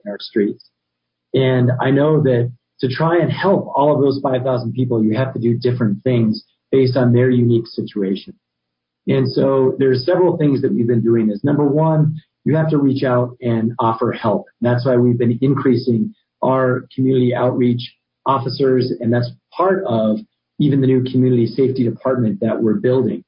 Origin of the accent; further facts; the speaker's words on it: Albuquerque, New Mexico, United States; was born and raised in Albuquerque